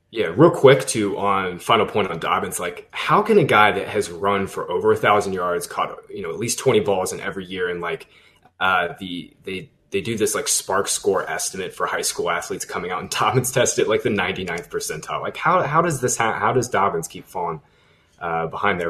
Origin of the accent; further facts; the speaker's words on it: Boone, North Carolina, United States; I was born in Boone, North Carolina